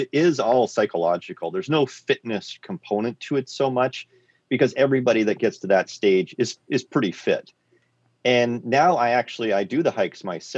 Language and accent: English; Quadra Island, British Columbia, Canada; I grew up on Quadra Island. It's a small island between Vancouver Island and the mainland.